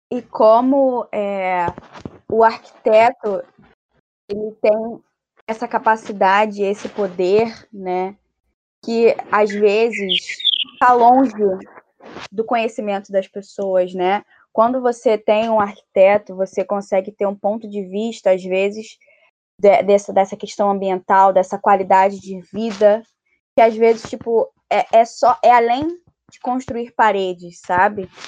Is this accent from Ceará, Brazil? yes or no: no; Rio de Janeiro, Brazil; do local onde eu vim, da Rocinha